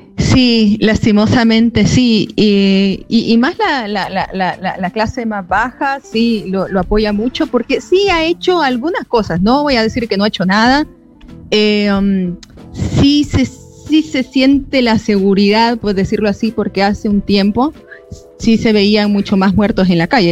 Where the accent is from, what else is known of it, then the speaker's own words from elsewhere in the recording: El Salvador; moved away as an adult; also born or lived in Argentina; yo salí acá del Salvador